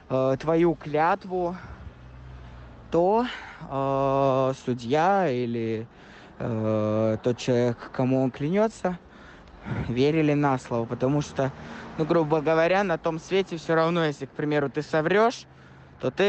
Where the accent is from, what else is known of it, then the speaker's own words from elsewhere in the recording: Dagestan, Russia; Друзья, WhatsApp … из Республики Дагестан.